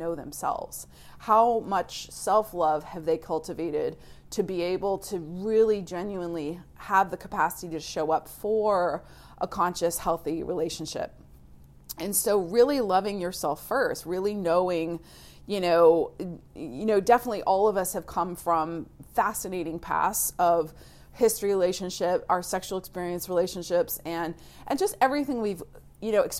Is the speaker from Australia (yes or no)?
no; Florida, United States; moved away; I grew up in the South in Florida